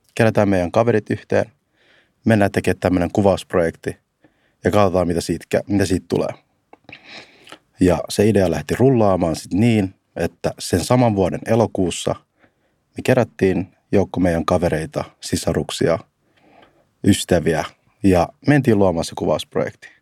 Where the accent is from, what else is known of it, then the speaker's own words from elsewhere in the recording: Finland; me ollaan kasvettu täällä Suomessa